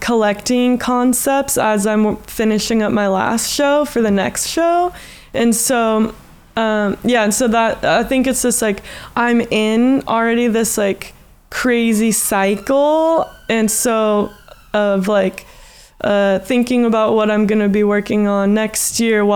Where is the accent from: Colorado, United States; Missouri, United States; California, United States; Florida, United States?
California, United States; Santa Cruz; moved away as an adult; now in Australia; my hometown is Santa Cruz, and I have never lived in a city as an artist